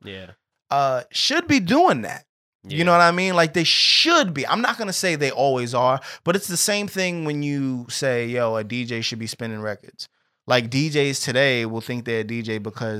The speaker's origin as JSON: {"language": "English", "region": "New York", "country": "United States", "said": "I'm from New York"}